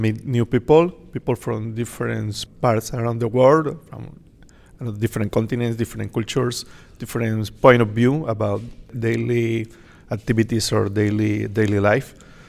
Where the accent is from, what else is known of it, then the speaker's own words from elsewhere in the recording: Colombia; now in Canada; I'm from Colombia.